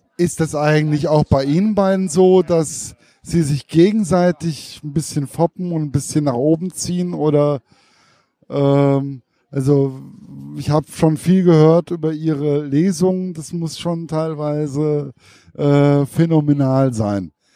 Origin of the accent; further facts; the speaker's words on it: Giessen, Hesse, Germany; das ist ja meine Heimat.